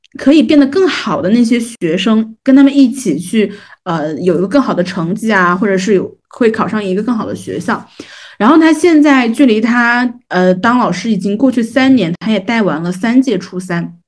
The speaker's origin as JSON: {"language": "Chinese", "region": "Jiangnan", "country": "China", "accent": "Jiangnan", "said": "会有那种呃我们江南话讲打打流的那种呃同学"}